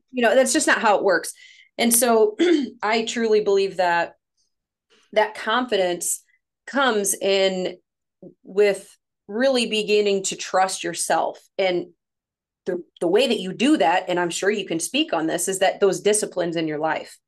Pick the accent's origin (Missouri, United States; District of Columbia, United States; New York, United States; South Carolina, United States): Missouri, United States; St. Louis area; accent: northern; I'm from Saint Louis, Missouri, about thirty-five-ish minutes from Saint Louis, lived here my whole life